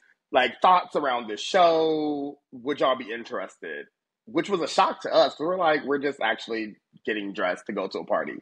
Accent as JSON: {"language": "English", "region": "Ohio", "country": "United States", "tie": "born or raised there", "also_born_or_lived": "Washington, D.C.", "moved": "yes", "said": "I'm from Ohio, born and raised"}